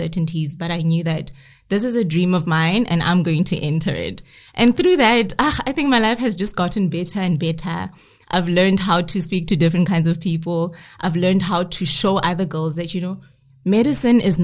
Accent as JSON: {"language": "English", "country": "South Africa", "said": "we have as South African women"}